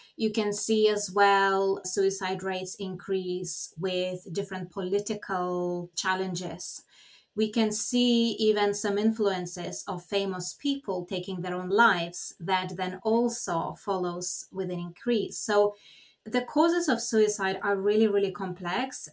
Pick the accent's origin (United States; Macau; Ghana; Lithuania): Lithuania; now in United Kingdom; I'm originally from Lithuania